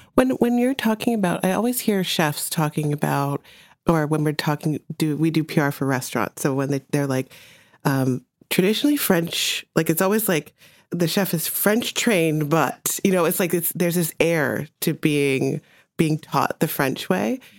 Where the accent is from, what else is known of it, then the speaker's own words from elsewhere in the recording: Jamaica; moved away; I was born in Jamaica